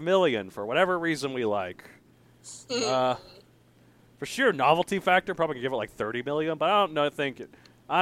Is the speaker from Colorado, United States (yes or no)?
yes; Colorado, United States; my home state, Colorado